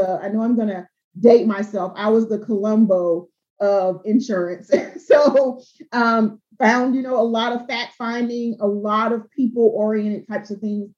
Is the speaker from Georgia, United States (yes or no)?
yes; Albany, Georgia, United States; I'm from South Georgia. I'm from Albany, Georgia